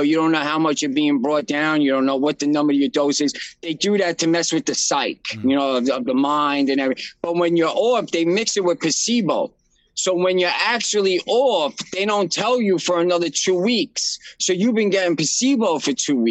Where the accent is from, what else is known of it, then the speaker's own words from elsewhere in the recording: New York City, New York, United States; I'm from Brooklyn, New York